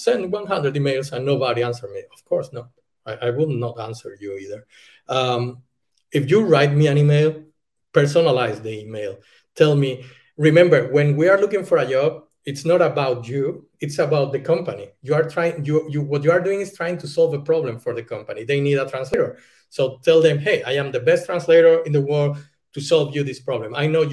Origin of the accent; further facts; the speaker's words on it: Spain; English is a second language; moved away as an adult; now in Germany; I'm from Spain. I'm living in Germany.